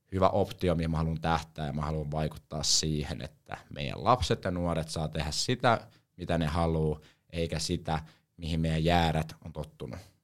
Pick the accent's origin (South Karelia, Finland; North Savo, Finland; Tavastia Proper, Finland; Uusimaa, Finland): Uusimaa, Finland; Helsinki; now in Savonlinna, Finland; mä oon Helsingistä, eli Hesoist, niin kuin tää päin sanotaan, mutta oikeasti mä oon stadista.